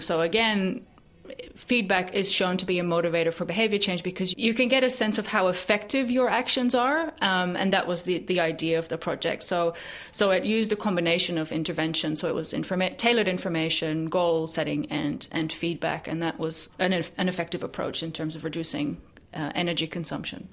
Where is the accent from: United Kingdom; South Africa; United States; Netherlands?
Netherlands; now in New Zealand; my home country in the Netherlands